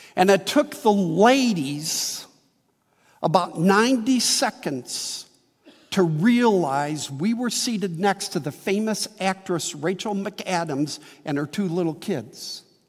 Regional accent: Midwest, United States; also born or lived in Wheaton, Illinois; now in St. Charles, United States; I've seen flowering crabs all my life in the Midwest

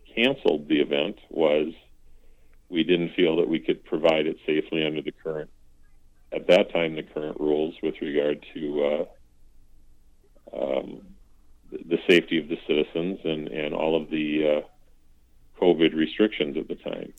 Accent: Fairmont, Minnesota, United States; moved away as an adult; now in North Mankato, United States; my my hometown is is Fairmont

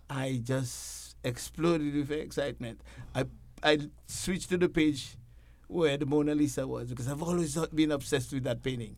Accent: Dominica; moved away; I'm originally from the Caribbean island of, uh, the Commonwealth of Dominica, not the Dominican Republic

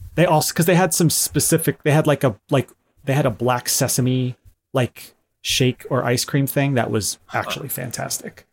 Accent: United States

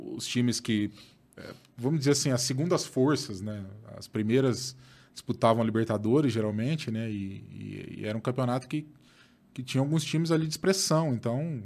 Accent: Pontal, São Paulo, Brazil; eu sou de Pontal, aqui hum. perto de Ribeirão

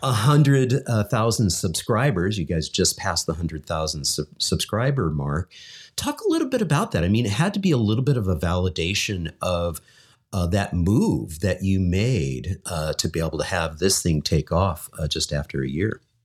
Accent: Lincoln, California, United States; moved away; also born or lived in Elmhurst, Illinois / Chicago; growing up in Lincoln, California

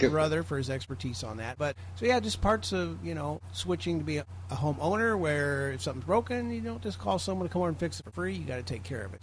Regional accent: Belleville, Illinois, United States; moved away; relocated back to my hometown of Belleville, Illinois

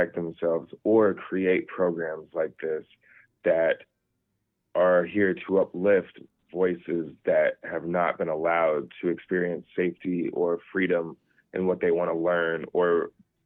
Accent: Colorado Springs, Colorado, United States; also born or lived in Germany; I grew up in Colorado Springs, exactly where he's from. Mm. I grew up in El Paso County

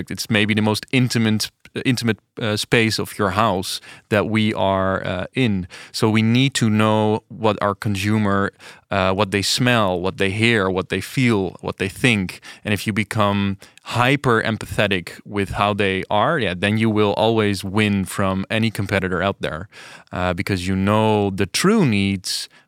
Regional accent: Delft, South Holland, Netherlands; English is a second language; I am from Delft.

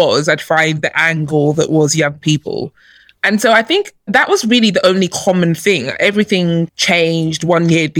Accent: London, United Kingdom; also born or lived in Nigeria; I grew up in London. I was born in Nigeria, but I came here as a baby and I grew up here.

